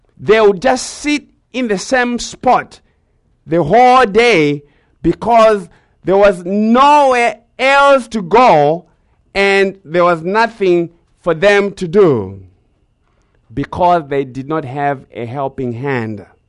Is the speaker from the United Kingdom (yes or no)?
no; Zimbabwe; growing up in Zimbabwe